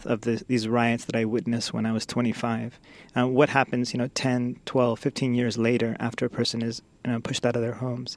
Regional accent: Sacramento, California, United States; also born or lived in Washington, D.C. / India; So I grew up nearby in Sacramento, California.

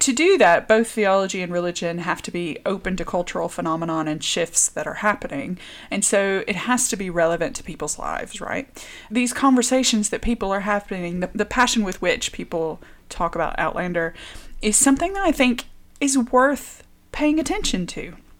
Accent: the American South, United States; moved away as an adult; also born or lived in Richmond, Virginia; now in Dorset, United Kingdom; I would say I'm from Richmond, um, but I grew up in the American South

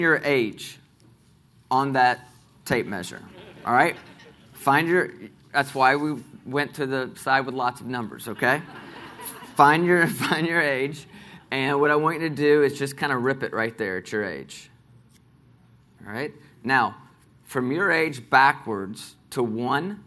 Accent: Nashville, Tennessee, United States; I grew up here in Nashville

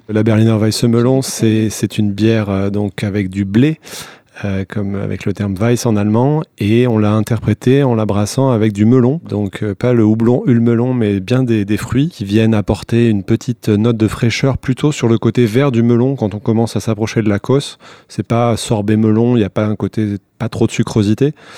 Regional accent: Bordeaux, Nouvelle-Aquitaine, France; also born or lived in United States; now in Paris, France; nous on est de Bordeaux

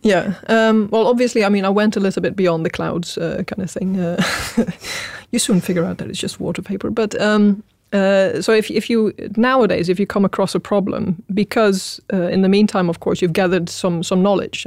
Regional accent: Netherlands; moved away as an adult; now in Sweden; I was born in Holland, uh, or the Netherlands, as it is properly called, um, and uh, I studied there as well

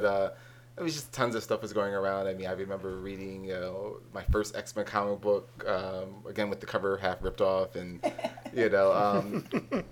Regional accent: Philadelphia, Pennsylvania, United States; I'm from Philadelphia

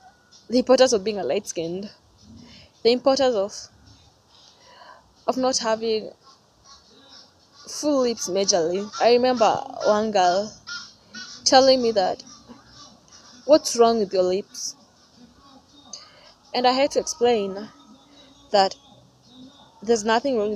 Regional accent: Kenya; I'm from Kenya

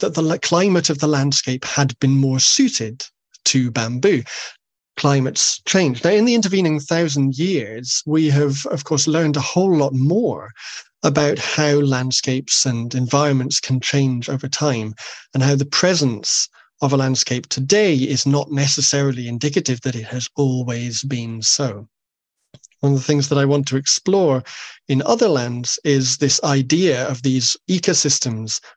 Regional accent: Rannoch, Highlands, Scotland, United Kingdom; I grew up in Rannoch in the Highlands.

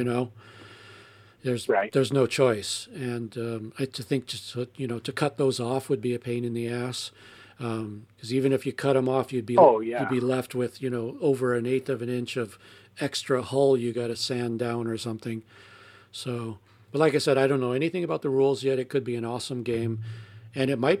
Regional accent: United States; I'm American

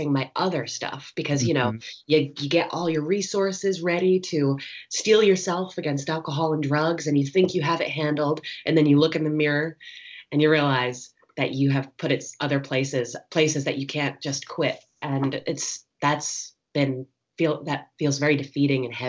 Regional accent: New Jersey, United States; moved away; also born or lived in Philadelphia, Pennsylvania; I was born in Philadelphia and raised in New Jersey in an Italian American family

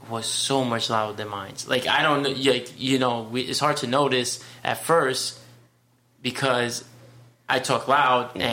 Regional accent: New York City, New York, United States; I'm from the Bronx

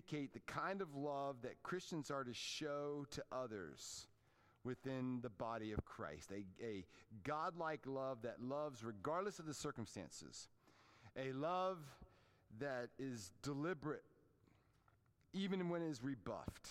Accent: Washington, District of Columbia, United States; moved away; Growing up in the Washington, D.C. area, we were Redskins fans

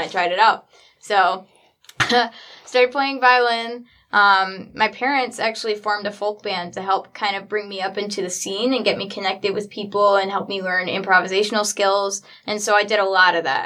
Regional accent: Traverse City, Michigan, United States; born or raised there; also born or lived in Nashville, Tennessee

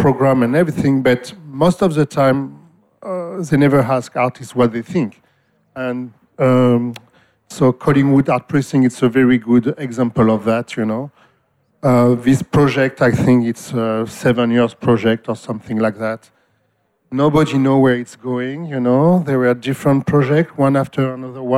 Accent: Marseille, Provence-Alpes-Côte d'Azur, France; moved away as an adult; now in Australia; I came from Marseille, which is a very old city.

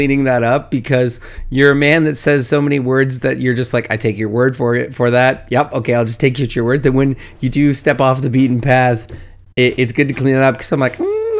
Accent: Canada

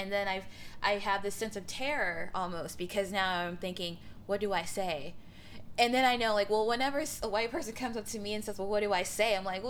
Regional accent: Mississippi, United States; I'm from Mississippi. Can you tell?

